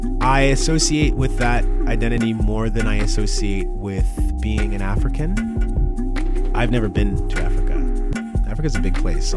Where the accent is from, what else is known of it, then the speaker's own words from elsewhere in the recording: Canada; I'm only a Canadian until the police want to violate my rights, in which case I'm a Black man. I'm only a Canadian until I have to cross the border. And when I cross the border, I know I'm not Canadian. I'm Black.